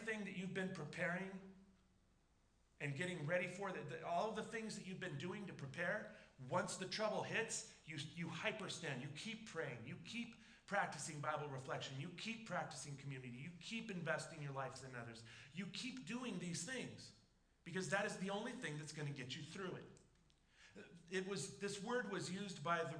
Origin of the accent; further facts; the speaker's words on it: Southern California, United States; I grew up in Southern California